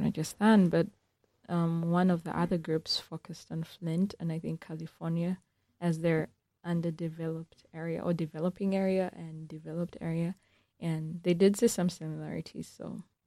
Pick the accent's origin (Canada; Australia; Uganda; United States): Uganda; moved away; I'm from Uganda